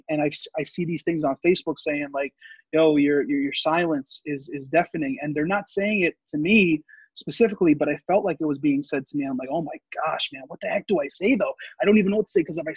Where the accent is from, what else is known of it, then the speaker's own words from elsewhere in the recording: Yonkers, New York, United States; I grew up in Yonkers